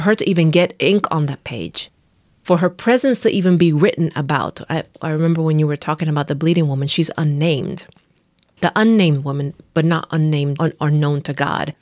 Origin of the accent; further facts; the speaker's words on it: Nicaragua; moved away as an adult; now in United States; I am from Nicaragua. I, uh, was raised there up until I came, uh, to the U S to go to college